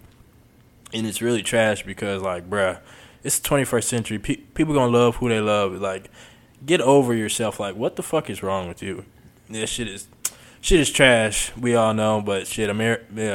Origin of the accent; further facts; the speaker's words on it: Houston, Texas, United States; moved away as an adult; also born or lived in Arkansas; I grew up in Houston. Growing up in Houston